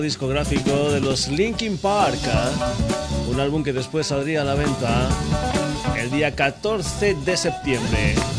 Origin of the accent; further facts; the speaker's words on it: Burguillos del Cerro, Extremadura, Spain; mi pueblo, mi pueblo que es Hamburguillos del Cerro, en la provincia de Badajoz